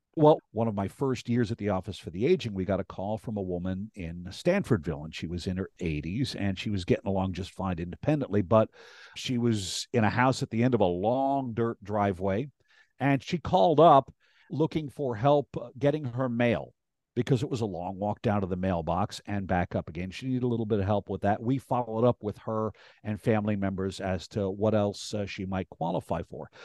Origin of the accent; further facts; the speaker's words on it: Rhinebeck, New York, United States; also born or lived in Clinton Corners / Hyde Park / Tivoli / New Paltz; I grew up in Rhinebeck, uh, born at Northern Dutchess Hospital